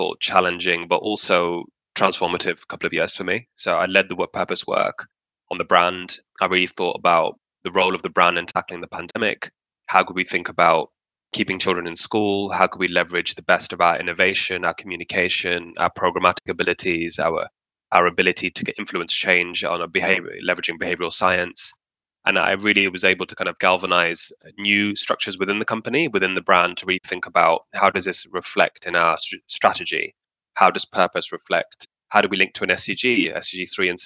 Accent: Pakistan; in Pakistan in my home country

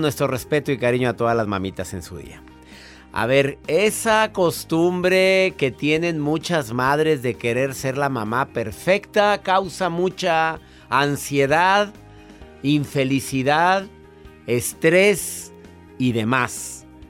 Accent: Mexico; aquí en mi país, México

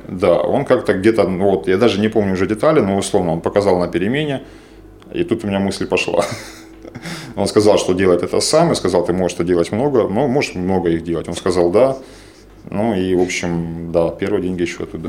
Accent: Donetsk, Donetsk Oblast, Ukraine; moved away as an adult; also born or lived in Dnipropetrovsk; now in Kyiv, Ukraine; я из Донецка, я третье поколение

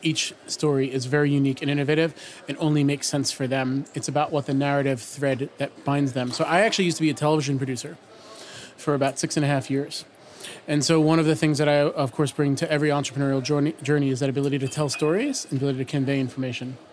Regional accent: New York City, New York, United States; from New York City

